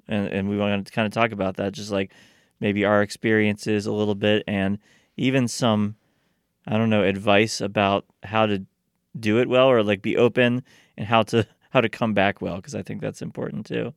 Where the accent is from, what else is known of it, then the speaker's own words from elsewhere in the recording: Steubenville, Ohio, United States; I grew up in Steubenville